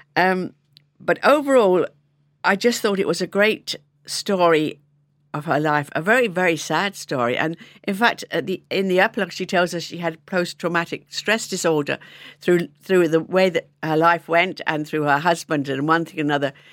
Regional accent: London, United Kingdom; moved away as an adult; now in Ireland; I was from London

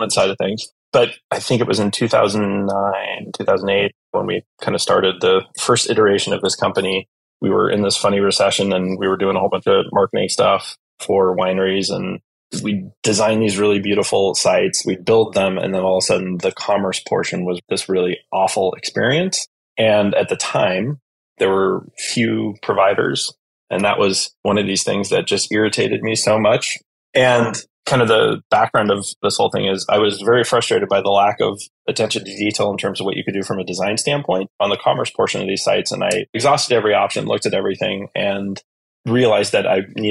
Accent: Napa, California, United States; also born or lived in Chicago; I grew up in Napa, originally from Chicago, but came out here and went to high school with a bunch of wine kids

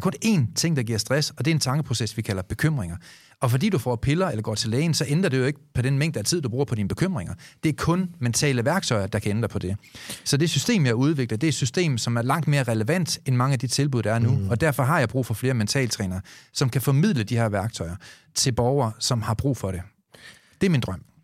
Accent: Denmark

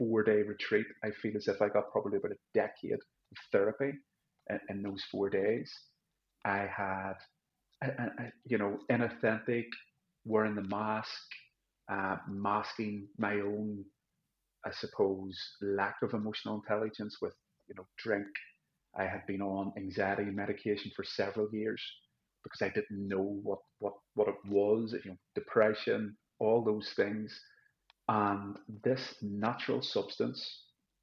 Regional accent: Belfast, Northern Ireland, United Kingdom; I actually really shunned religion growing up in Belfast.

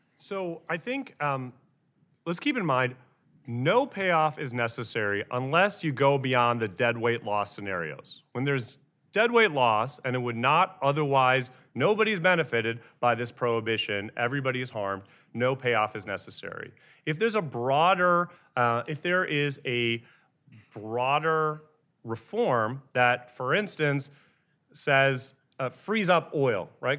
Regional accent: Texas, United States; I am from Texas

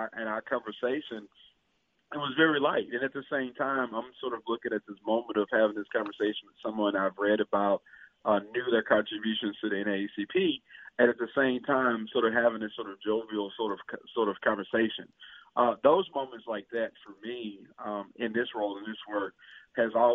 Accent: Hazlehurst, Mississippi, United States; I was born and raised. I'm from Hazlehurst, Mississippi

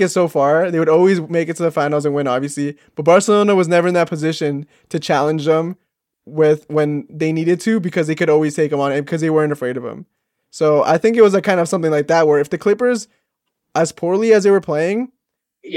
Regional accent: Canada; I'm Canadian

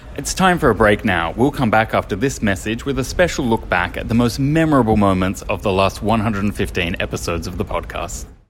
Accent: Australia; moved away as an adult; also born or lived in London; now in Brussels, Belgium; I grew up in Australia, studied in Australia

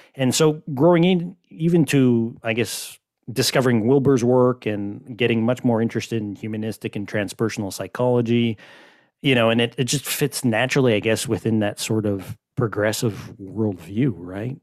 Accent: Quebec, Canada; Growing up in Quebec, I mean, we're, you know, like, the whole kind of Catholic environment

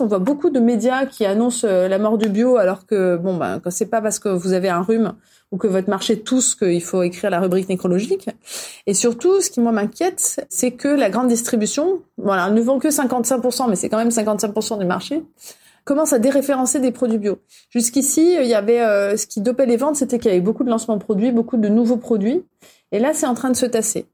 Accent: France; On est français

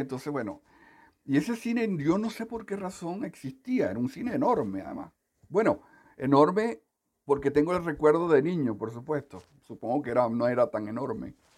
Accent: Caracas, Capital District, Venezuela; also born or lived in Coro, Venezuela / Punto Fijo, Venezuela; cuando tenía seis años, mi madre se tuvo que ir a Caracas

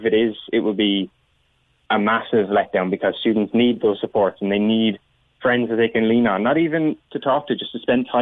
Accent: Cork, Munster, Ireland; I'm from Cork

